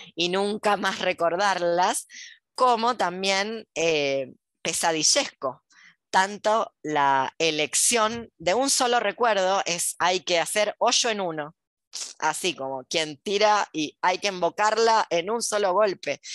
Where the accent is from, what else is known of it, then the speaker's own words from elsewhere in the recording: Argentina; also born or lived in Buenos Aires; ¿Por qué soy argentina? ¿Por qué no me tocó ser japonesa? ¿Por qué nací acá?